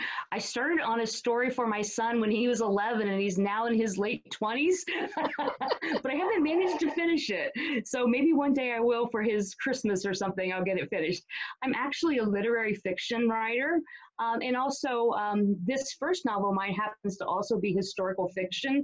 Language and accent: English; West Virginia, United States; also born or lived in New Jersey; I grew up in West Virginia. I was born in New Jersey, but my parents were from West Virginia